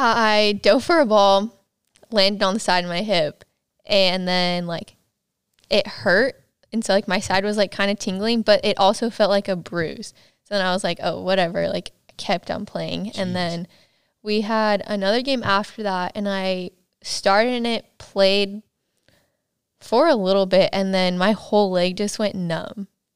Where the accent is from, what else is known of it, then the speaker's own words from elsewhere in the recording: Yucaipa, California, United States; also born or lived in Loma Linda, United States; But I grew up in Yucaipa, California.